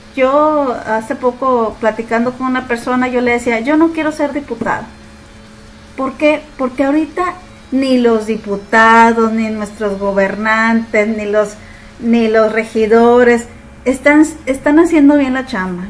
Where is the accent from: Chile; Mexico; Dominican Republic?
Mexico; Nuevo León; tenemos como mexicanos